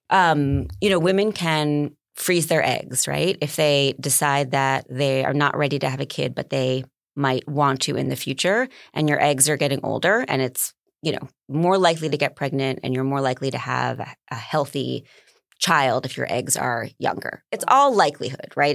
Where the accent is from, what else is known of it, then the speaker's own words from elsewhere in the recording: New York, United States; I'm a New Yorker